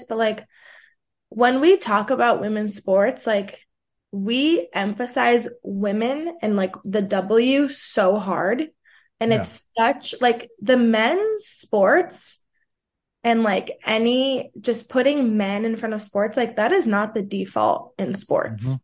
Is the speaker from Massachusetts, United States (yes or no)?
no; New York City, New York, United States; first language Portuguese; also born or lived in Brazil; where I grew up in Manhattan